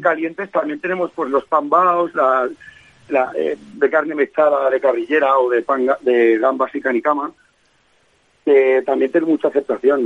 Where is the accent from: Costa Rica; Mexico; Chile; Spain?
Spain; Valencia, Valencian Community; moved away as an adult; nosotros y yo somos de Valencia